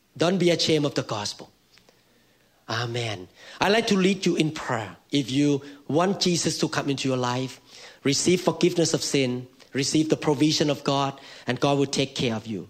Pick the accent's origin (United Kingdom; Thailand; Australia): Thailand; accent: Thai; Mine is Thai accent